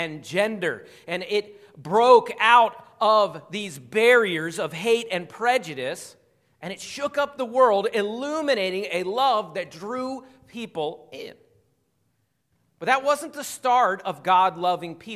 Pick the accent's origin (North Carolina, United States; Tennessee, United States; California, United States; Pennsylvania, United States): Pennsylvania, United States; Philadelphia; moved away as an adult; also born or lived in Arkansas; I grew up 30 minutes outside of Philadelphia. I spent 22 years there